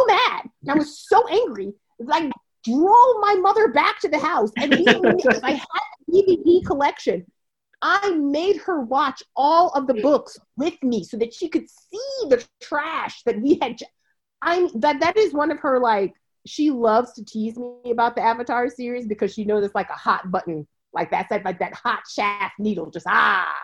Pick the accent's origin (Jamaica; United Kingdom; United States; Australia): Jamaica; growing up in Jamaica, like you just go and find the bush that your grandma tells you about